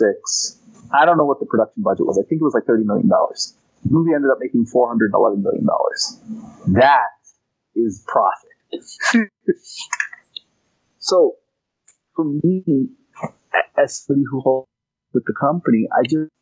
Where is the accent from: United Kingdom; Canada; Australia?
Canada; I'm from Canada